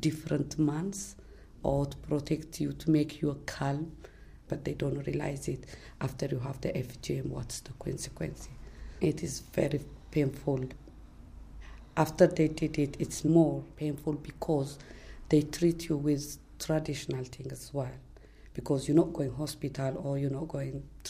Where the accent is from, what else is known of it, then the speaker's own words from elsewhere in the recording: Eritrea; English is a second language; also born or lived in Ethiopia; now in United Kingdom; I'm coming from East Africa, which is from Ethiopia, but originally from Eritrea.